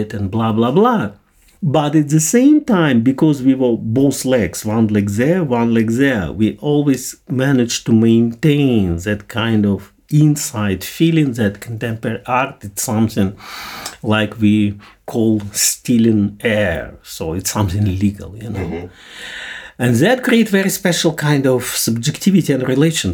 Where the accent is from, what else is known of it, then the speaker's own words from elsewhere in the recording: Russia; I grew up in Soviet Union and started to make art when it was absolutely prohibited.